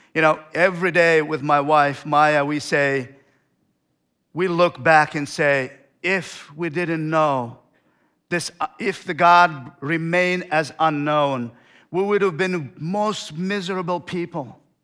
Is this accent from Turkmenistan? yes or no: yes; Turkmenistan; moved away; I came from Turkmenistan.